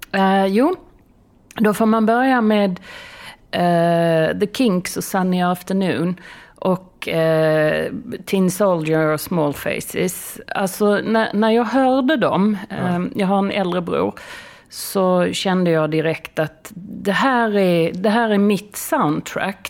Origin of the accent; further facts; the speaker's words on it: Skåne, Sweden; moved away; jag är, jag är från Skåne